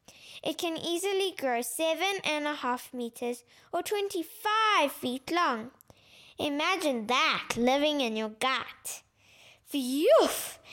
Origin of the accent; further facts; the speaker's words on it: Johannesburg, Gauteng, South Africa; I'm 9 years old and I'm from Johannesburg, South Africa.